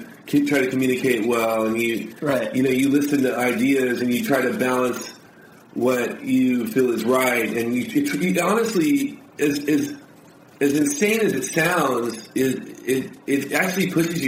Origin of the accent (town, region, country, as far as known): Harbor City, California, United States; born or raised there